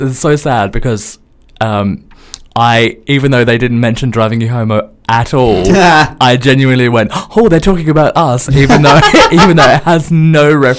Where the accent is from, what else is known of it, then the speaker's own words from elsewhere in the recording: Australia; I'm Australian.